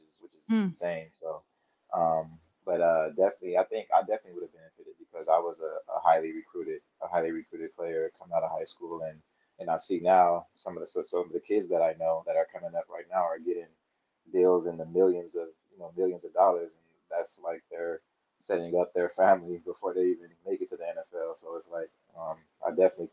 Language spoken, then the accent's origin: English; Inglewood, California, United States; I was born in Inglewood, California. I went to Inglewood High School